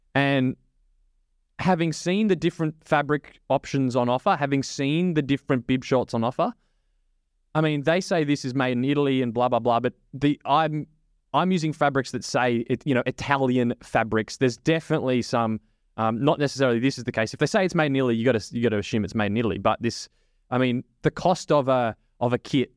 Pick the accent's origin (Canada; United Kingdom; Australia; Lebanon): Australia; as an Aussie